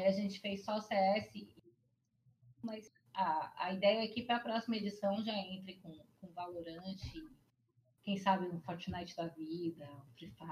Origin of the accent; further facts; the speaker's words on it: Salvador, Bahia, Brazil; also born or lived in Porto Seguro, Brazil; now in São Paulo, Brazil; Eu sou nascida em Salvador, criada uma parte em São Paulo, a outra parte em Salvador morei em Porto Seguro, voltei para Salvador